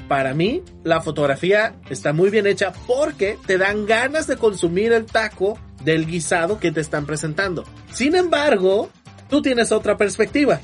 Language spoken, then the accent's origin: Spanish; Mexico; para nosotros como mexicanos